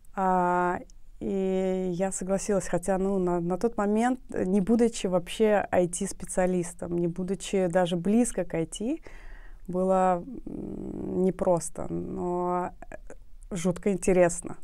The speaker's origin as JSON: {"language": "Russian", "town": "Nukus", "region": "Karakalpakstan", "country": "Uzbekistan", "tie": "born or raised there", "said": "я родилась э, в Нукусе"}